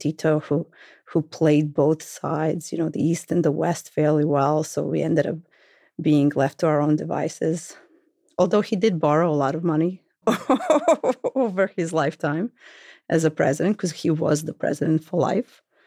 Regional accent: Belgrade, Serbia; moved away as an adult; now in Brooklyn, United States; I am from Belgrade, the capital of Serbia, then Yugoslavia

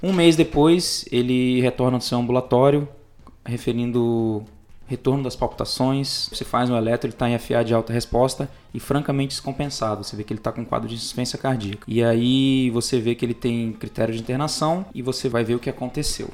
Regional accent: Guajará-Mirim, Rondônia, Brazil; moved away; also born or lived in Macaé; pessoal lá da minha terra, o pessoal de Rondônia, principalmente Guajaramirim

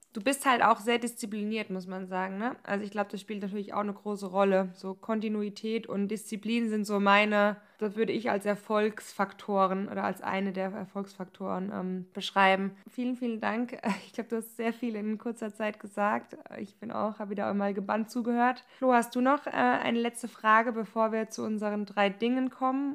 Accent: Germany; moved away; bei uns im Odenwald

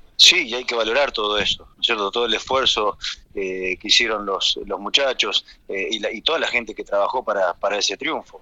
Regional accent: Argentina; soy argentino y desde que me retiré como jugador activo ya estoy radicado en mi país

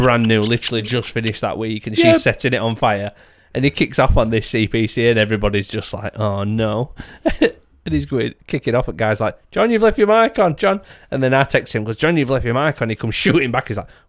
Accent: Doncaster, Yorkshire and the Humber, United Kingdom; I'm from Doncaster.

